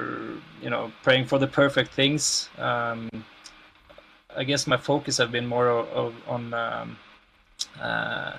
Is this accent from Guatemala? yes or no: no; Norway; in Norway that, you know, since our healthcare system is so good